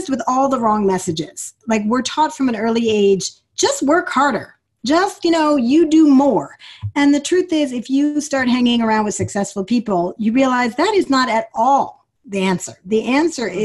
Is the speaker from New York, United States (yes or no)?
yes; New York City, New York, United States; But I grew up in New York City. I'm a New York City girl, as you can tell from how fast I talk